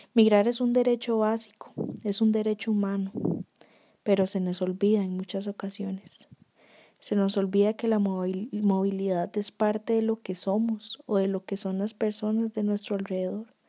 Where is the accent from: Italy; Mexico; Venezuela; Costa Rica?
Costa Rica; a nosotros como personas, como ticos